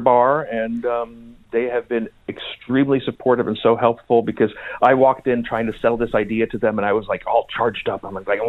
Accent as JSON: {"language": "English", "country": "Sweden", "tie": "born or raised there", "also_born_or_lived": "Austria / United States", "said": "I grew up in Sweden and Austria and in America."}